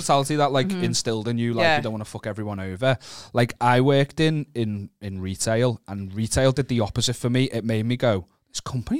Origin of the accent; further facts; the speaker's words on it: Wallasey, North West England, United Kingdom; I grew up in, I'm from Wallasey on the other side, which everyone always looks down on.